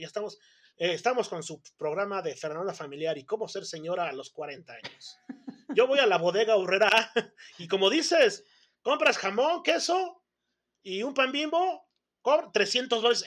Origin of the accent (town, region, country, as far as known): Mexico